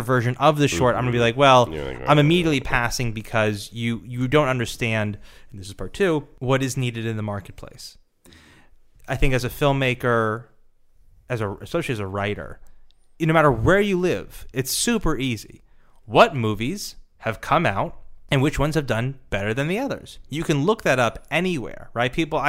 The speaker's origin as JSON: {"language": "English", "region": "Nebraska", "country": "United States", "said": "I'm from Nebraska."}